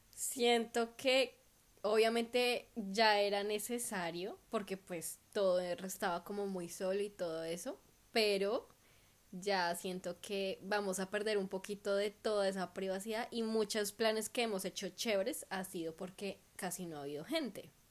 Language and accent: Spanish; Bogotá, Colombia; now in Perth, Australia; nosotros rolos